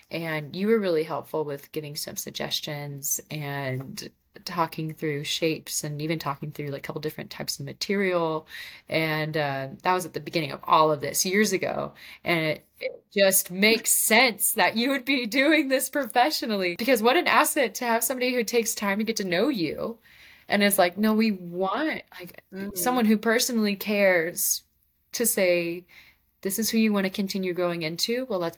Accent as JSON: {"language": "English", "region": "Texas", "country": "United States", "said": "So I'm originally from West Texas. No one would ever anticipate it due to my lack of a strong accent"}